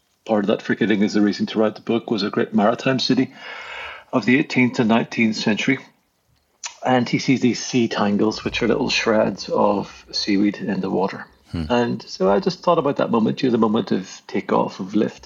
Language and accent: English; Belfast, Northern Ireland, United Kingdom; moved away; I grew up in Belfast in the north of Ireland, in a very contested place, and although I am a citizen of the Irish Republic now, I certainly wasn't brought up in that world.